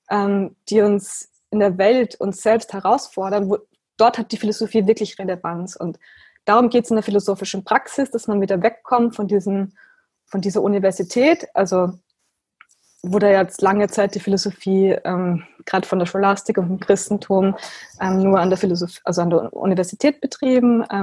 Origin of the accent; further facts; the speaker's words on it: Austria; ich bin 29 Jahre alt, ich bin aus Österreich